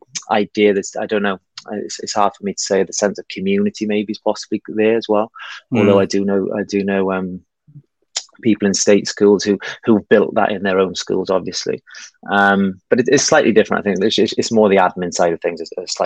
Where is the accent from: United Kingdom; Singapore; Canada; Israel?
United Kingdom; Wales; moved away as an adult; also born or lived in Spain; now in Hong Kong; I'm originally from Wales.